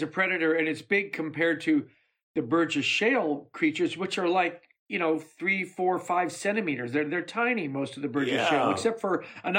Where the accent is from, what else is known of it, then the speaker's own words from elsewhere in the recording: Chicago, Illinois, United States; I spent my high school years in Chicago